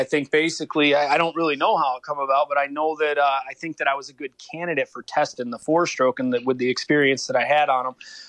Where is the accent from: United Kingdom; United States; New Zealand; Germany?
United States; Enfield, New York; I grew up in Enfield, New York, which is, you know, so it was small town, man, real small.